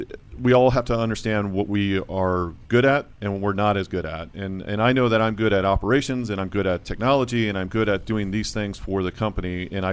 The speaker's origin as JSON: {"language": "English", "town": "Virginia Beach", "region": "Virginia", "country": "United States", "said": "Virginia Beach."}